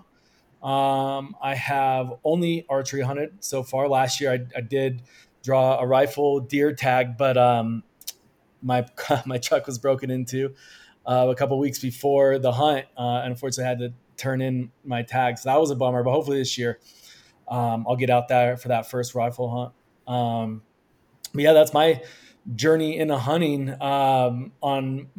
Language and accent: English; Colorado, United States; moved away as an adult; born and raised in Colorado, went to the University of Colorado